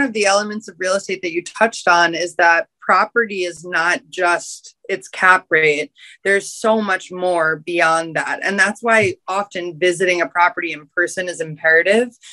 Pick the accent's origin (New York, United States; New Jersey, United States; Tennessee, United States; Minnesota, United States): New York, United States; New York City; I was raised in Union Square. I'm a native New Yorker.